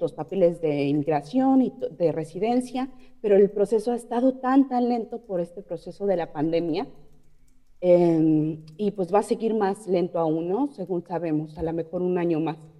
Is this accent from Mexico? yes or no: yes; Mexico City, Mexico; moved away as an adult; also born or lived in Playa del Carmen, Mexico / Quebec, Canada; now in Ontario, Canada; yo de la Ciudad de México